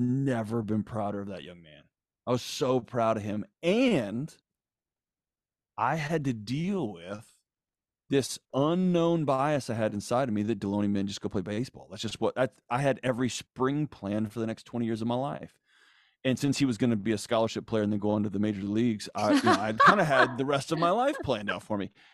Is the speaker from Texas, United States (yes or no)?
yes; Houston, Texas, United States; I grew up in Houston